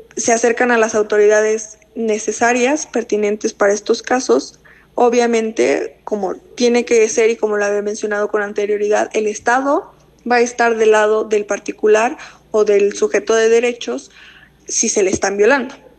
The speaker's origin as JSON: {"language": "Spanish", "country": "Mexico", "said": "como sociedad mexicana"}